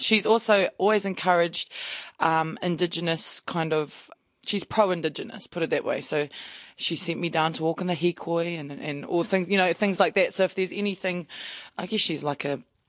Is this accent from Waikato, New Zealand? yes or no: yes; Cambridge, Waikato, New Zealand; now in Papamoa, New Zealand; I'm Ngāti Hine and Ngāti Kahungu ki Wairua. Born and raised in Cambridge. So I also have links also to Tainui as well